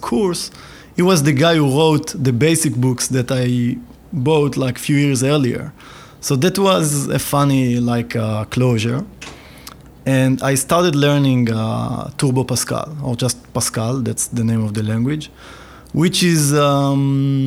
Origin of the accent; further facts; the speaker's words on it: Ramat HaSharon, Tel Aviv District, Israel; I grew up near Tel Aviv in Ramat HaSharon.